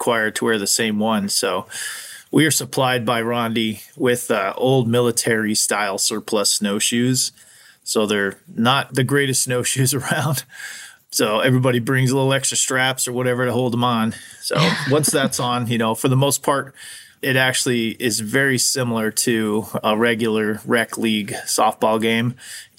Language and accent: English; Arizona, United States; now in Anchorage, United States; I'm originally from Arizona